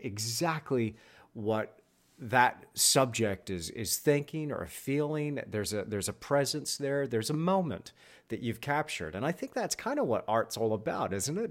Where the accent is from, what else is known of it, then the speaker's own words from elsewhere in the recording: Texas, United States; I'm from Texas